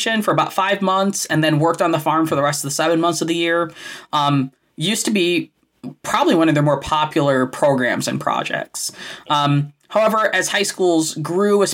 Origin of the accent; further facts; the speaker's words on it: Illinois, United States; I grew up in Illinois